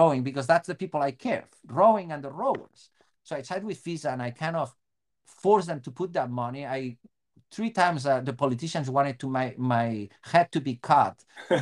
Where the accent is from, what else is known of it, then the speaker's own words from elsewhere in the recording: Spain; English is a second language; moved away as an adult; also born or lived in Bellingham, United States; now in Seattle, United States; from Spain